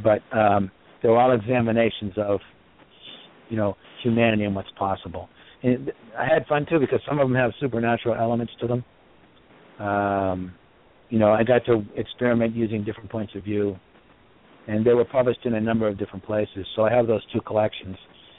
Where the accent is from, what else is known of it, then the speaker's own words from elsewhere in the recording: Boston, Massachusetts, United States; I'm from Boston. I've been out here.